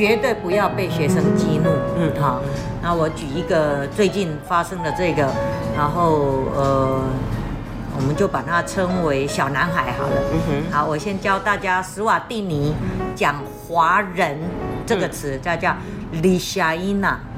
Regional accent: Taiwan; also born or lived in Eswatini; 就我们台湾话叫做

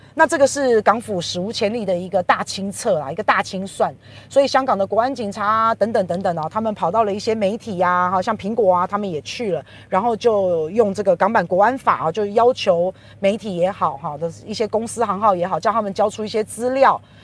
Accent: Taiwan; 我们台湾人

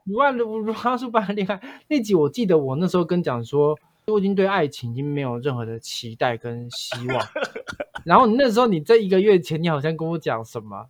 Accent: Taiwan; 我是在客家庄长大的啊

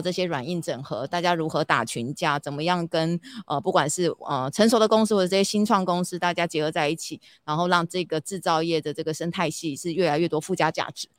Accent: southern Taiwan, Taiwan; 我们是南部人啊，最爱吃了

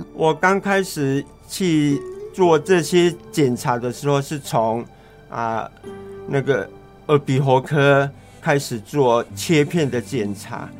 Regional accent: Chenggong, Taitung County, Taiwan; moved away; 我的故乡在成功镇

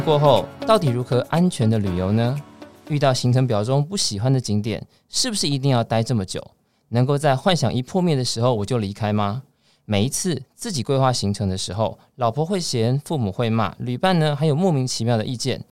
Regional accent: Taiwan; 我们台湾人

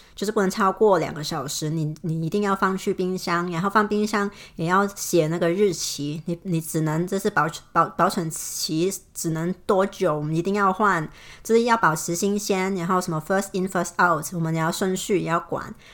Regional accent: Hong Kong; moved away; 我是香港的

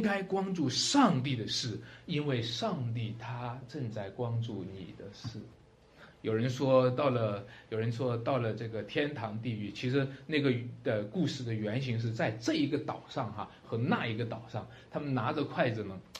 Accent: China; 我们中国人常常讲一句话哈

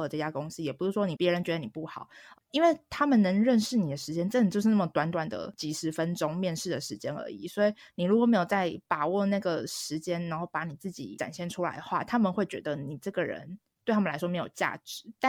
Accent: Taiwan; moved away; 像我从台湾过来，我可能就会有租房的要求、交通的要求

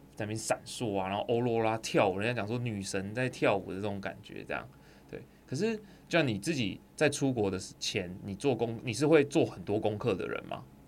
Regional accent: Tainan, Taiwan; 我台南之子耶，我们台南那边在怕人的

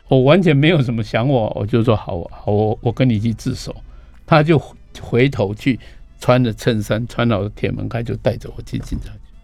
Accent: Taitung County, Taiwan; now in Taipei, Taiwan; 我们台中那边，我们村子里面进去是挖蓝宝石的地方

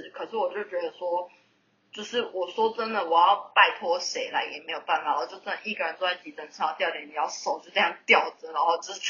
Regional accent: southern Taiwan, Taiwan; 我是南部来的，然后我在这里没有没有认识的人

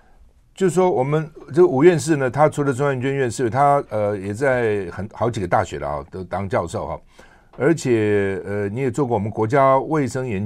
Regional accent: Taiwan; 我们一个台湾人到美国去能够这样，真的不容易哈。

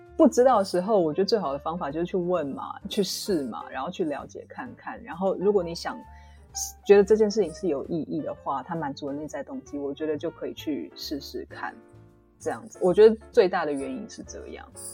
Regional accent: Taiwan; 因为我是台湾人，所以我比较知道台湾的状况

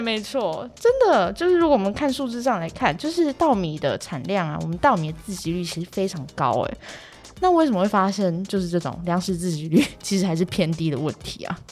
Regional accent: Taiwan; 我们土生土长的台湾人

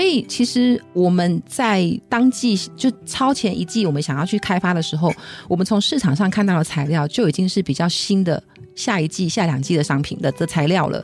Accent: Taiwan; 我们台湾人的脚

